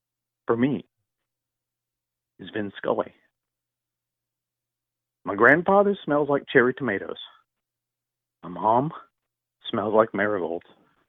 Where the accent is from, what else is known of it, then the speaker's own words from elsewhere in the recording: Southern California, United States; I grew up in Southern California